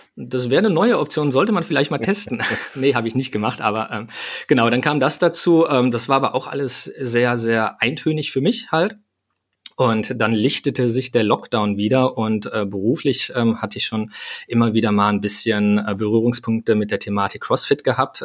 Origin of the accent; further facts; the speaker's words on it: Hürth, North Rhine-Westphalia, Germany; ich komme aus Hürth bei Köln